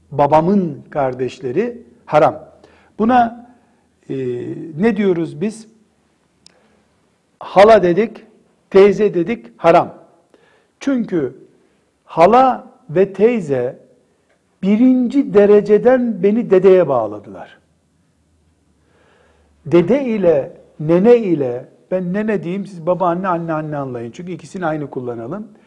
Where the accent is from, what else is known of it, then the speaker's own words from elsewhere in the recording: Istanbul, Turkey; Mesela işte ben İstanbulluyum. İstanbul'da filan sülaleyiz biz